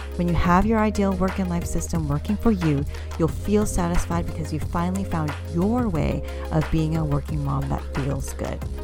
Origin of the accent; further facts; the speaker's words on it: United States; I identify as an American-born Cantonese woman, meaning I'm considered a second generation immigrant because my parents immigrated to the U S from overseas, specifically Hong Kong.